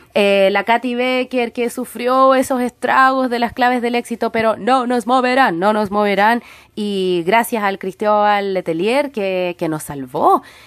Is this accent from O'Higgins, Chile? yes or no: no; Santiago, Santiago Metropolitan Region, Chile; moved away; yo soy santiaguina